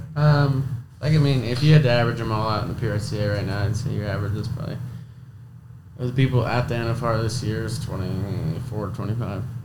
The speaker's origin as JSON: {"language": "English", "town": "Blackfoot", "region": "Idaho", "country": "United States", "tie": "born or raised there", "also_born_or_lived": "Montague, Idaho", "said": "I was raised in Blackfoot Idaho. I live in Montague, Idaho now"}